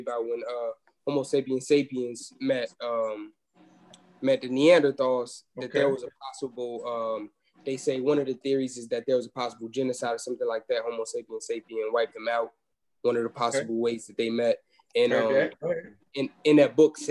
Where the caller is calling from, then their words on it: Atlanta, Georgia, United States; I'm calling from Atlanta, Georgia